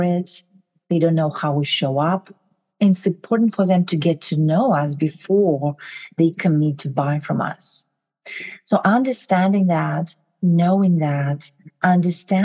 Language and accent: English; Kazakhstan; moved away as an adult; now in United States; I'm originally from Kazakhstan. I moved to the US about 20 years ago.